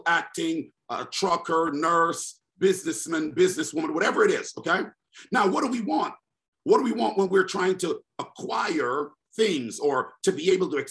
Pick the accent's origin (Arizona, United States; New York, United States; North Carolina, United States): New York, United States; New York City; I'm in the NYC. That's my hometown